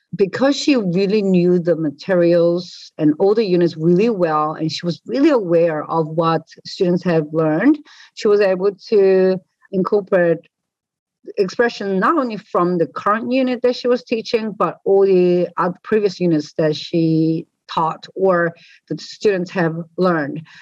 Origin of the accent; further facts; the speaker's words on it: New Zealand; I've been growing up in New Zealand